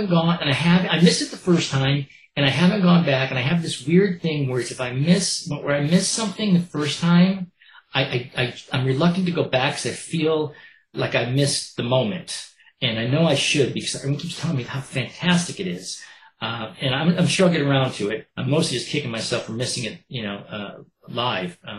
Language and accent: English; East Coast, United States; I was raised on … up in the East Coast.